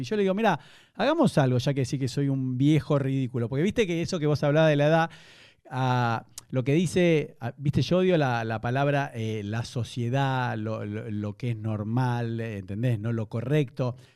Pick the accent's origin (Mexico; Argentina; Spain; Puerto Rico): Argentina; now in Buenos Aires, Argentina; como buen argentino, igual nunca fui a Chile